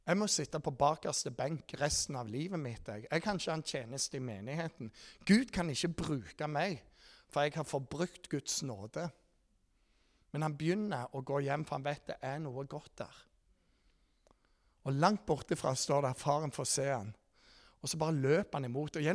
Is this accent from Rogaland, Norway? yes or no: yes; Rogaland, Norway; Dere vet jeg er fra Jæren